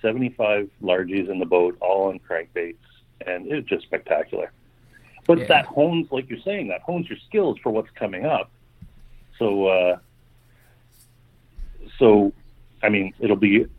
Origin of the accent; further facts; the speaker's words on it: Canada; Growing up in Canada here